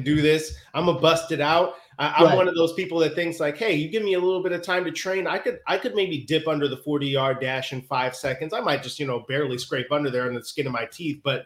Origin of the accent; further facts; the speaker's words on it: Northwest Indiana, United States; accent: Chicago; also born or lived in Chicago; So I grew up in Northwest Indiana, technically. So I was about 35 minutes outside of Chicago.